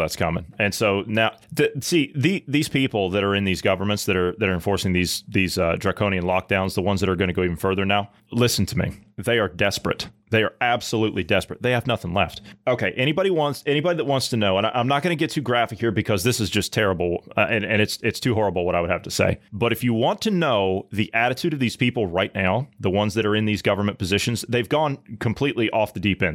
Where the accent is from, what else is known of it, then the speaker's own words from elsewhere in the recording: Ohio, United States; my home state of Ohio